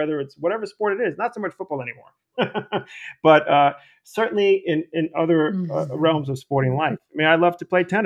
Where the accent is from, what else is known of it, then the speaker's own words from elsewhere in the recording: New York City, New York, United States; moved away as an adult; also born or lived in Austin, Texas; my experience growing up in the Bronx, playing sports, baseball and basketball.